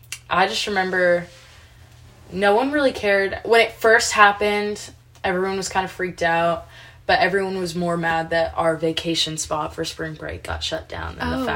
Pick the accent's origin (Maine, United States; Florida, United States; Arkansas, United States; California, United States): California, United States; now in Georgia, United States; where are you from? And I'm like, California.